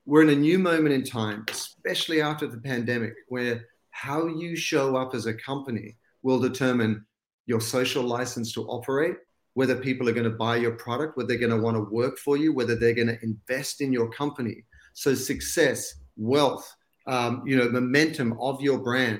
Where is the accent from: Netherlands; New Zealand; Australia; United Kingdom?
Australia; accent: Aussie; moved away as an adult; now in Los Angeles, United States; I was born and bred in Australia. And I've still got the Aussie accent